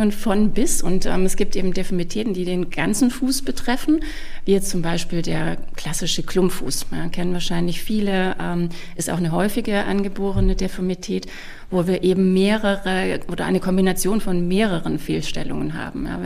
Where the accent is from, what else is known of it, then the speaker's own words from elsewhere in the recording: Stuttgart, Baden-Württemberg, Germany; moved away as an adult; also born or lived in Tübingen / Munich / Hamburg; ich in Tübingen studiert habe und ähm, ich bin auch geborene Stuttgarterin, also auch wenn man es vielleicht nicht immer hört.